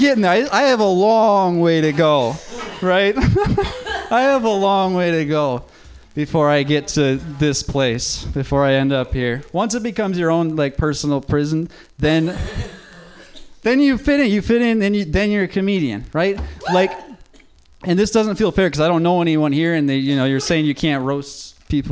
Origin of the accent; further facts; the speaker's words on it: Minnesota, United States; moved away; I'm not from LA. I'm from Minnesota